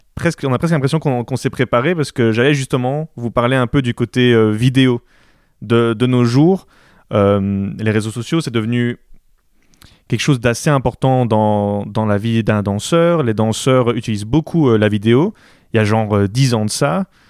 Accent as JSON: {"language": "French", "country": "Belgium", "said": "je suis belge, et moi j'habite, en Belgique"}